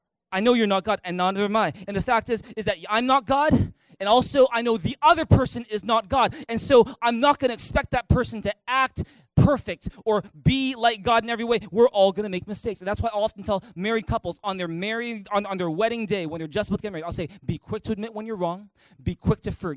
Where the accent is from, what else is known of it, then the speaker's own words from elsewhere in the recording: Canada; Well, JB, I'm Canadian. Of course, I say sorry all the time.